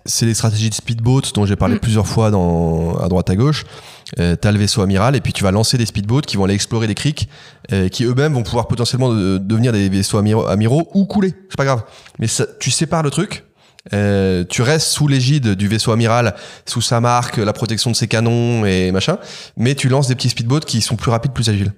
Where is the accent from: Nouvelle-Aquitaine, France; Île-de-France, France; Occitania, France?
Occitania, France; Carcassonne; moved away; also born or lived in Manila; une maison absolument incroyable dans laquelle je suis né à Carcassonne